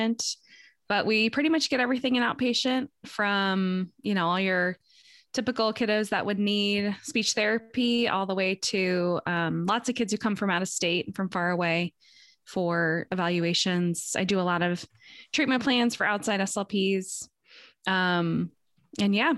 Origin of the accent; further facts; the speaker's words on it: St. Louis, Missouri, United States; I'm from St. Louis, Missouri